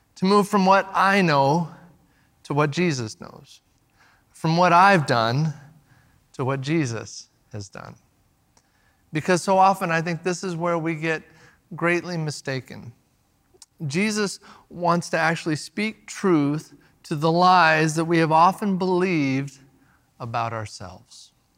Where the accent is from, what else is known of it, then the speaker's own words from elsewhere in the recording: the Northwest, Pacific Northwest, United States; now we're from the Northwest